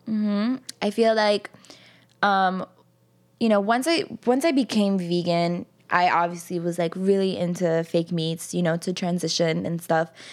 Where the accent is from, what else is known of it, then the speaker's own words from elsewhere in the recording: New York City, New York, United States; I grew up in Jackson Heights, which is a predominantly Colombian neighborhood